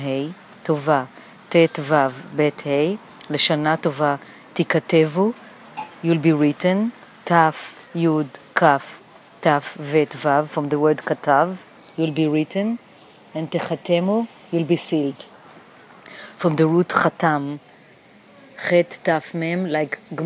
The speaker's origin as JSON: {"language": "English", "town": "Jerusalem", "region": "Jerusalem District", "country": "Israel", "tie": "born or raised there", "also_born_or_lived": "New York City", "moved": "yes", "lives_now": "New York, United States", "said": "I was born in Jerusalem"}